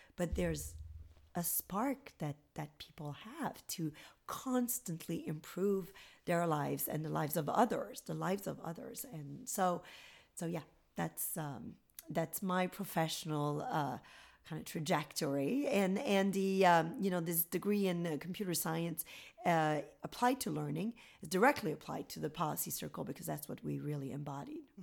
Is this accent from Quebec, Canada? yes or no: yes; Gatineau, Quebec, Canada; moved away as an adult; now in United States; I'm from a town called Gatineau near Ottawa, the capital. So a government town